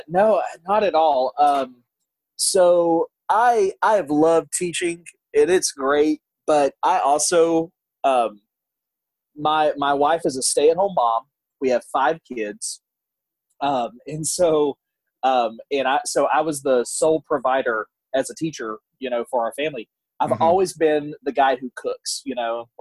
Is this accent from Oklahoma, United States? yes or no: no; north of Beaumont, Southeast Texas, United States; also born or lived in New Orleans, Louisiana; now in Fort Worth, United States; I grew up in Southeast Texas, a little north of Beaumont